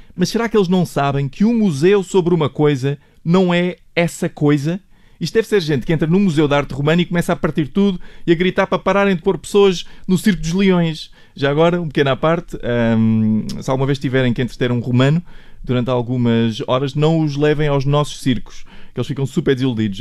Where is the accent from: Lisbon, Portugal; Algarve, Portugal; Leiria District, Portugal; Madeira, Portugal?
Algarve, Portugal; Portimão; moved away; eu cresci em Portimão